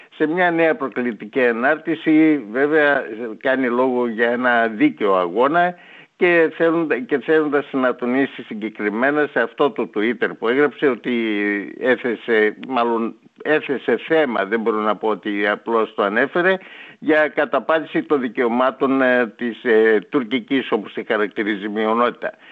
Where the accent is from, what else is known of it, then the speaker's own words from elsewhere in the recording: Greece; είμαστε Έλληνες